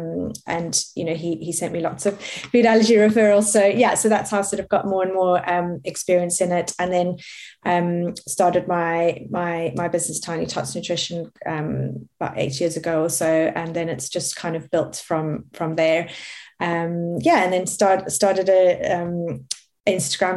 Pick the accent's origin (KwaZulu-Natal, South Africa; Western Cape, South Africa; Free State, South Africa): Western Cape, South Africa; Cape Town; moved away; I grew up in Cape Town, and I studied at University of Cape Town.